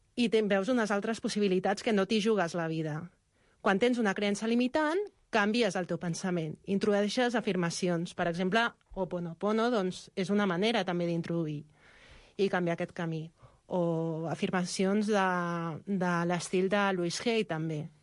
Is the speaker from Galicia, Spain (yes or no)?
yes; Xinzo da Costa, Galicia, Spain; moved away